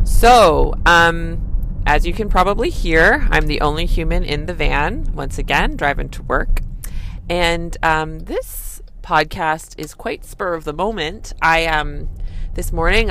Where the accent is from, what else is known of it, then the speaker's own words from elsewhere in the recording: Canada; I'm a Canadian family physician